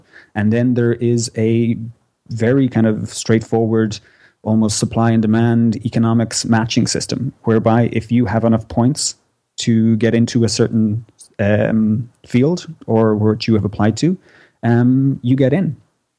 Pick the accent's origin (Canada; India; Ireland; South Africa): Ireland; moved away as an adult; also born or lived in Australia; I am from Ireland. I'm somewhat of a medical nomad. I did my all my medical school training in Ireland. I worked in Ireland